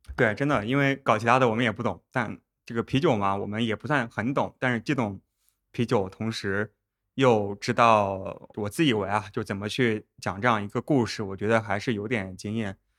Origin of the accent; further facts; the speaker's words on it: Northern Jiangsu, China; also born or lived in United States / Japan; now in Shanghai, China; 我家也是在苏北